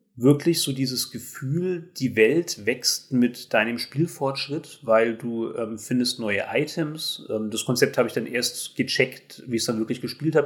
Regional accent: Germany; als Deutsche

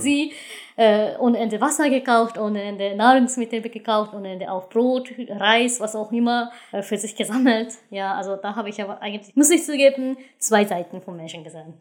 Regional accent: western Japan, Japan; German is a second language; moved away as an adult; ich komme aus Westjapan

